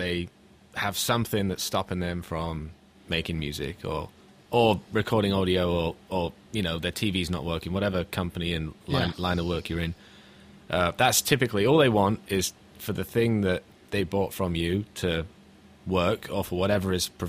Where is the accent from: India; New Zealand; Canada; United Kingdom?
United Kingdom; Hereford, West Midlands; moved away as an adult; now in United States; When I first moved to America, because I'm originally from Hereford